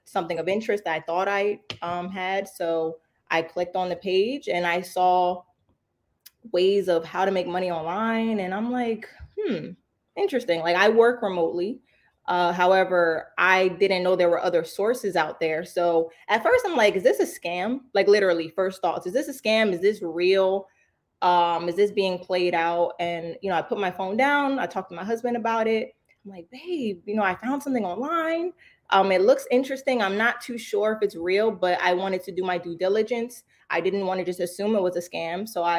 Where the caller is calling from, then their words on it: New Jersey, United States; New Jersey.